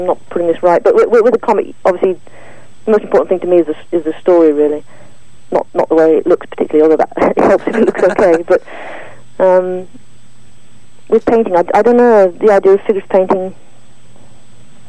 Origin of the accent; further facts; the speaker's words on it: Wales, United Kingdom; I grew up in Wales